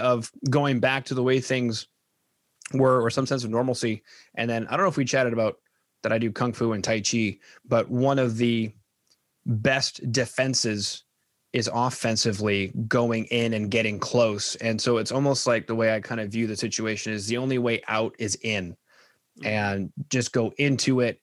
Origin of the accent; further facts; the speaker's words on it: Winnipeg, Manitoba, Canada; now in Edmonton, Canada; I'm from Winnipeg